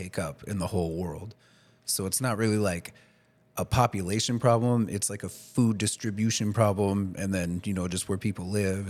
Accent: D.C. area, Maryland, United States; moved away; I grew up in the Maryland, you know, D.C. area as well.

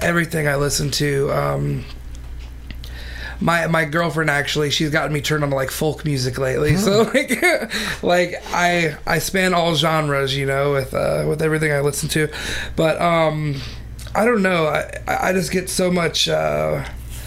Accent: Columbia, Missouri, United States; I'm from here, born and raised in Columbia

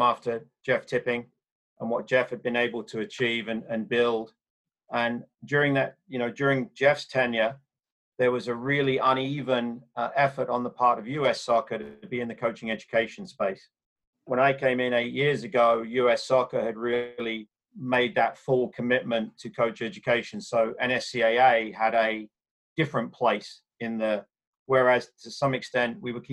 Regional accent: England, United Kingdom; moved away; growing up in England in the 70s and 80s.

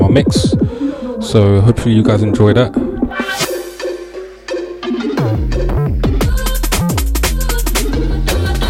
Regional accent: London, United Kingdom; I'm from Walthamstow

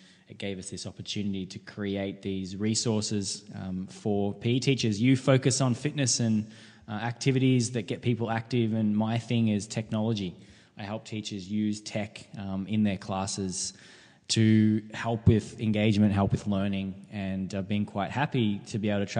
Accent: Mooroopna, Victoria, Australia; also born or lived in Ballarat; I grew up in Maroopna

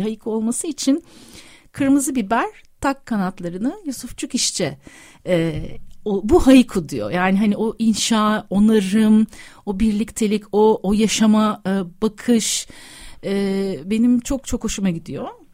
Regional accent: Antakya, Hatay, Turkey; moved away; ben Amanosların yamacında Asi Nehri'nin kollarında büyüdüm, doğdum

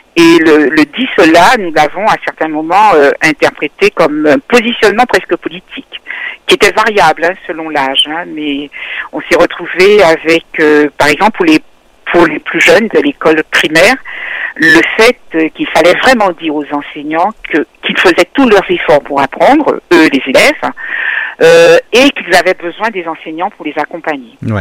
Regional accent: Martinique; moved away as an adult; also born or lived in Guadeloupe / Saint-Martin; J'ai grandi jusqu'au bac à la Martinique

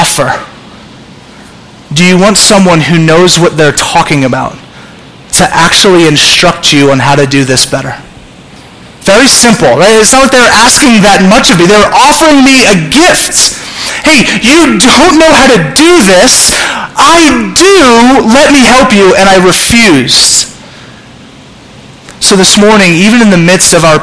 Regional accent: Southern California, United States; I'm from Southern California

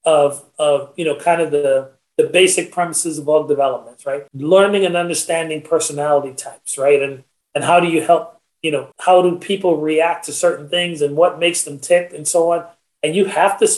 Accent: Trinidad & Tobago; I'm a Trinidadian

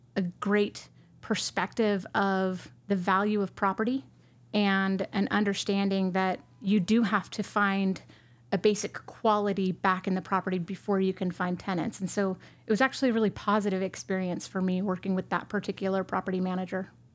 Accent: San Jose, California, United States; moved away as an adult; also born or lived in Bay Area, California / Arizona; I was born in San Jose, California

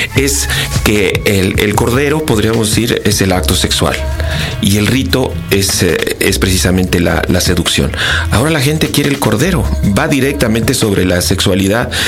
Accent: Querétaro, Mexico; soy queretano

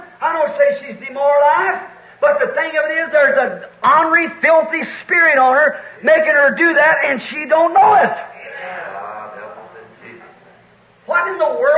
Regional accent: United States; I'm an American, certainly.

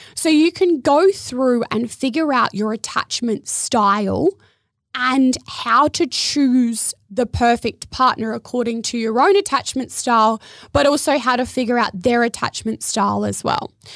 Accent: Adelaide, South Australia, Australia; moved away as an adult; also born or lived in Surfers Paradise, Queensland; now in Gold Coast, Australia; Growing up in Adelaide

